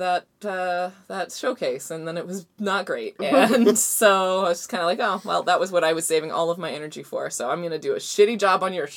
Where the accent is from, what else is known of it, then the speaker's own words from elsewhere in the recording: Delta, British Columbia, Canada; I grew up in North Delta